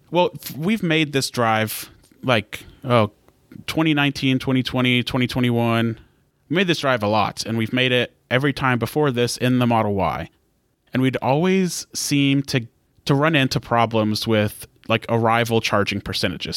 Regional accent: United States; I'm an American

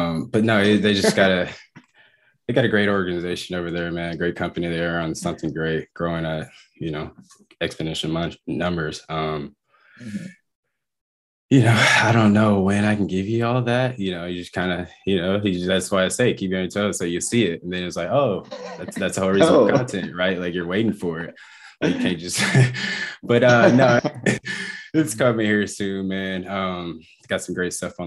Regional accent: Dallas, Texas, United States; also born or lived in Philadelphia; growing up in Dallas

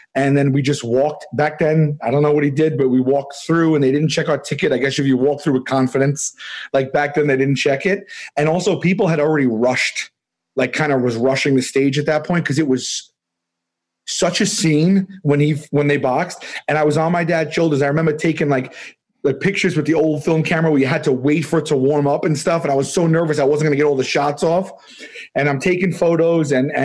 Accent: New York City, New York, United States; I'm from Staten Island

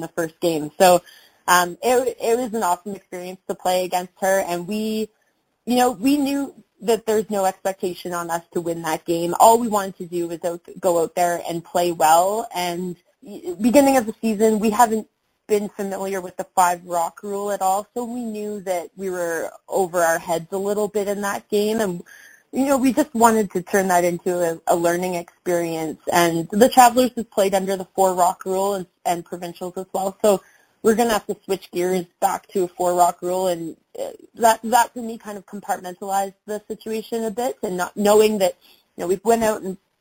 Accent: Halifax, Nova Scotia, Canada; now in Calgary, Canada; I'm from Halifax originally

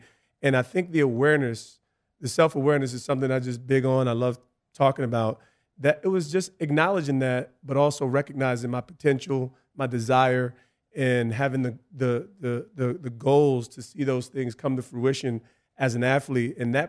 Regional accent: East Orange, New Jersey, United States; I came from East Orange, and a lot more gritty, a lot more, urban.

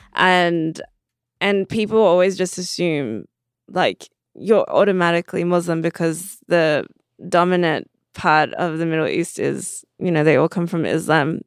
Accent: Perth, Western Australia, Australia; now in Los Angeles, United States; so I grew up in Perth. It's a, a small town in, on, in Western Australia.

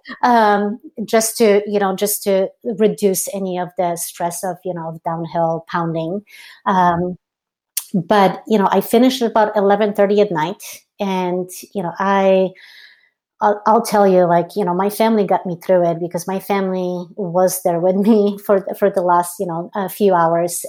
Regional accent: Poland; moved away; growing up in Poland, uh, so I grew up in Poland, Eastern European

